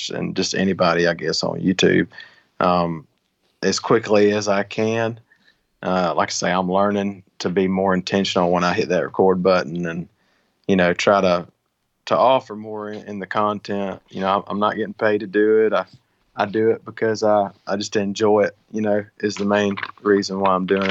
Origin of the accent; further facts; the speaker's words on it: Georgia, United States; Georgia, my home state.